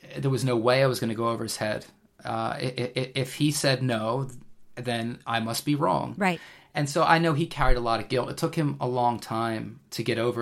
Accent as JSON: {"language": "English", "country": "United States", "also_born_or_lived": "England", "moved": "yes", "lives_now": "United Kingdom", "said": "being an American myself"}